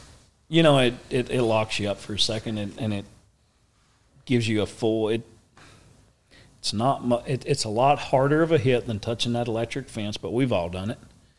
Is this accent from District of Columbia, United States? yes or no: no; East Tennessee, United States; now in Marietta, Oklahoma, United States; I come from East Tennessee in the hills. I mean, I didn't have shoes.